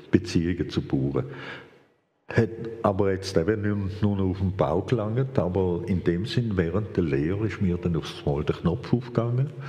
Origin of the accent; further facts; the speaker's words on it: Vienna, Austria; born there; ich bin Hochdeutsch aufgewachsen, weil ich bin selber in Wien geboren, meine Eltern selber kommen aus Wien